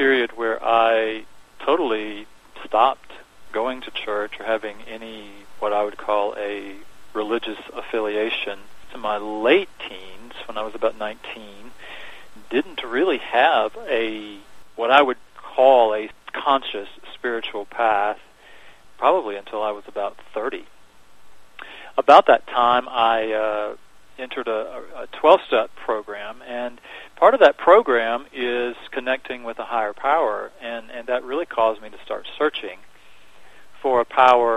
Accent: Augusta, Georgia, United States; moved away as an adult; now in Dallas, United States; I grew up in Georgia, just outside of a town called Augusta, Georgia

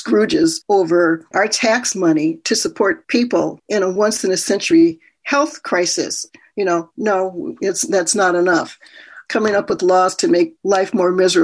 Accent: Minnesota, United States; born or raised there; also born or lived in Tulsa, Oklahoma

